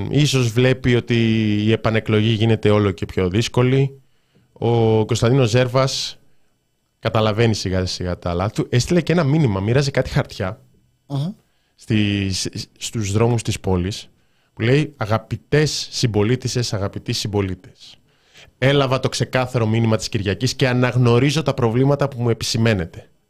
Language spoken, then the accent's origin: Greek; Thessaloniki, Central Macedonia, Greece; δηλαδή και εγώ είμαι από Θεσσαλονίκη, λέω ναι στη Θεσσαλονίκη.